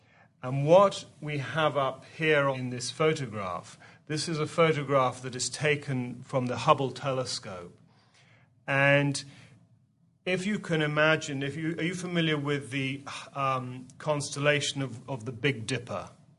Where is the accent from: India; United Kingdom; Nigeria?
United Kingdom; England; You can tell we're both from England, which is where the Aetherius Society was first founded in 1955